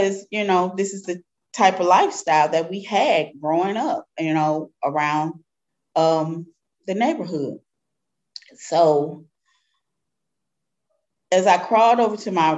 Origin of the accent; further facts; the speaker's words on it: Darst-Webbe Housing Project, 14th and Lafayette, Missouri, United States; I grew up in Doris Webby Housing Project. It's on 14th and Lafayette, near downtown area.